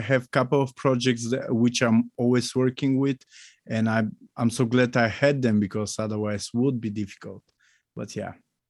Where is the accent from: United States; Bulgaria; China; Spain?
Bulgaria; So hi, once more. … from Bulgaria, as Steve mentioned already.